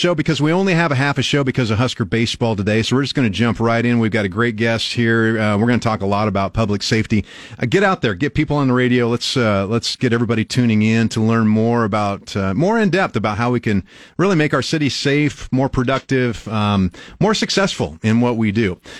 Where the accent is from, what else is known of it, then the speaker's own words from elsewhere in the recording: Albion, Nebraska, United States; I grew up in Albion, so just right down the street.